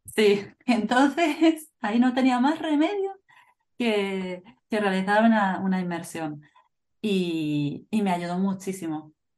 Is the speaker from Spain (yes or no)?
yes; northern Spain, Spain; Soy de España, como tú. Del norte de España.